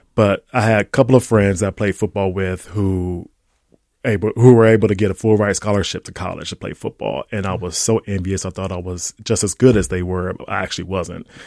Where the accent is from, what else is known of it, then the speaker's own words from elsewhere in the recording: Ohio, United States; now in St. Paul, United States; growing up in Ohio